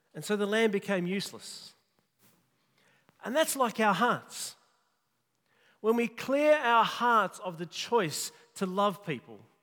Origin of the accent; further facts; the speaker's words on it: Kalgoorlie, Western Australia, Australia; I grew up in Kalgoorlie